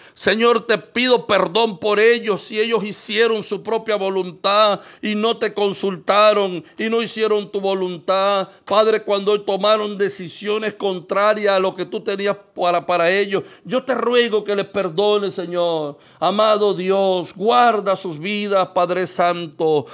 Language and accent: Spanish; Venezuela